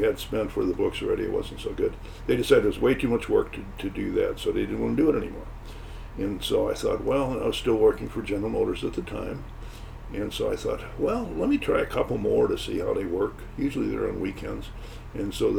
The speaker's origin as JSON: {"language": "English", "town": "St. Louis", "region": "Missouri", "country": "United States", "tie": "born or raised there", "moved": "as an adult", "lives_now": "Grosse Pointe Park, United States", "said": "we moved from St. Louis, where we were born and raised, to Detroit area, the Grosse Pointe Park"}